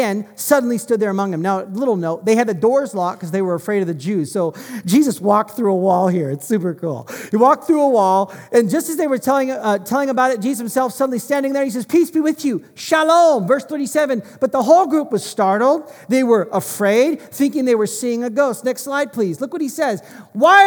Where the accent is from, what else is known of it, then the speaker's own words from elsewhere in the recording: United States; moved away; I'm American